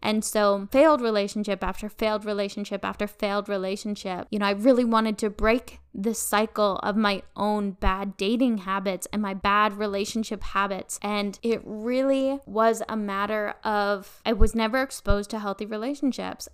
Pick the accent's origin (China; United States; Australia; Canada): Canada; northern British Columbia; also born or lived in Vancouver; I was born and raised in a very small town up in northern B C.